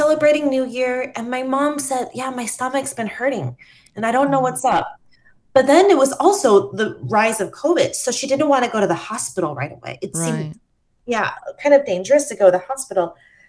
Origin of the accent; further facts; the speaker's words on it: Taiwan; my friends growing up in Taiwan and my friends that have grown up abroad